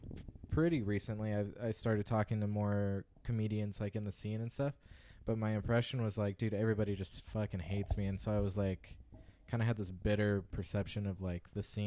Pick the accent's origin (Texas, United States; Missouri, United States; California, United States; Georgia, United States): California, United States; Visalia; born or raised there